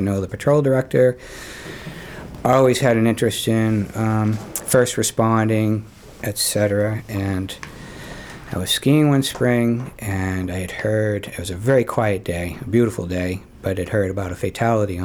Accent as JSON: {"language": "English", "town": "Falmouth", "region": "Maine", "country": "United States", "tie": "born or raised there", "lives_now": "Cape Elizabeth, United States", "said": "I grew up in Falmouth. So haven't gone far."}